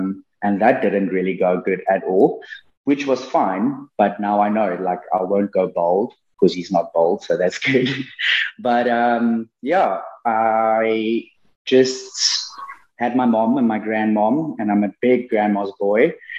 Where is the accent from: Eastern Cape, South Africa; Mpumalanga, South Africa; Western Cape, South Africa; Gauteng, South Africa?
Mpumalanga, South Africa; I was born and raised, like you said, in Mpumalan